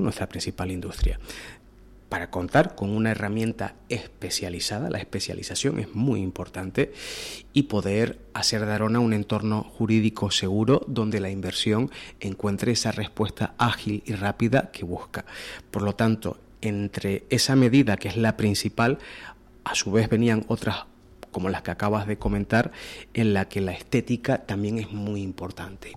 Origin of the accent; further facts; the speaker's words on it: Canary Islands, Spain; como canarios